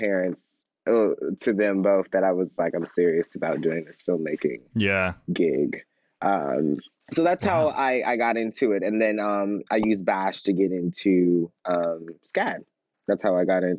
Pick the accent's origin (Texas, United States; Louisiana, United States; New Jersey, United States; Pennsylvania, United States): Texas, United States; Houston; moved away; I was born and raised in Houston, Texas